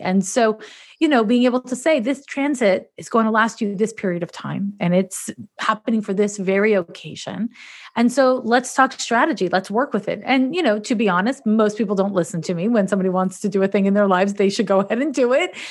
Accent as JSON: {"language": "English", "town": "Montreal", "region": "Quebec", "country": "Canada", "moved": "as an adult", "lives_now": "San Francisco, United States", "said": "I'm from Montreal, Quebec, Canada."}